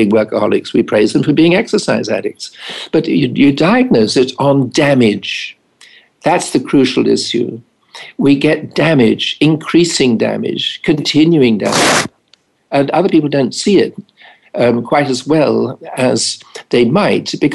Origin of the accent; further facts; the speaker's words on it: England, United Kingdom; being English